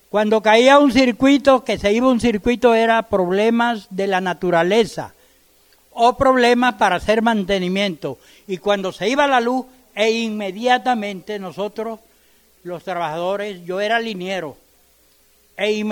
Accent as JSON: {"language": "Spanish", "country": "Venezuela", "said": "Pero a pesar de todo, seguimos siendo venezolanos, seguimos creyendo en nuestra patria y que algún día somos libres otra vez."}